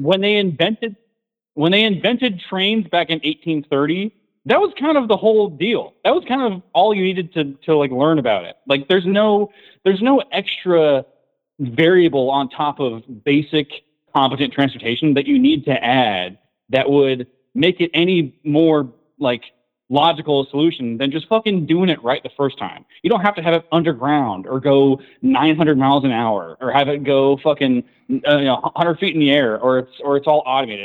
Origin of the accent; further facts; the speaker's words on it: California, United States; moved away; also born or lived in Washington State; I was born in California, and I went to school in Washington State for a long time